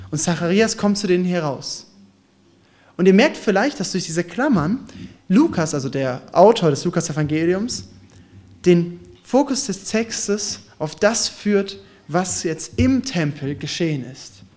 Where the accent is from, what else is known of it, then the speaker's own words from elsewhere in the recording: Ostbevern, North Rhine-Westphalia, Germany; also born or lived in Warendorf; now in Giessen, Germany; Ich komme jetzt aus Gießen, aber tatsächlich äh, komme ich ursprünglich aus Ostbevern